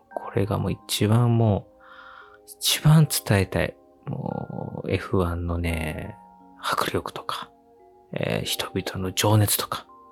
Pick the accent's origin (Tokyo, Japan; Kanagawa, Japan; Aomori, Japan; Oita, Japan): Kanagawa, Japan; Yokohama; 地元の横浜